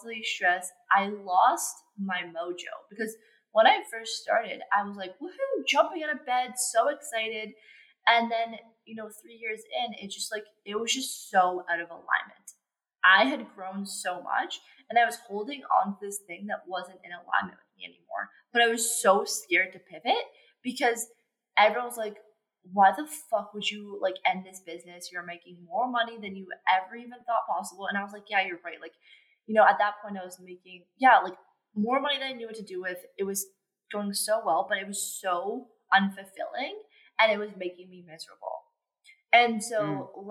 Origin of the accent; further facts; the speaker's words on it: Canada; I'm from Canada